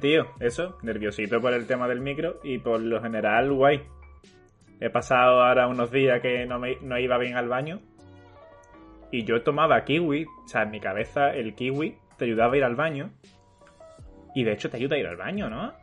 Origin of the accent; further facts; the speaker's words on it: Andalusia, Spain; accent: Andalusian; reivindicaban nuestro acento y lo hacían, obviamente, con nuestro puto acento, con un andaluz hablando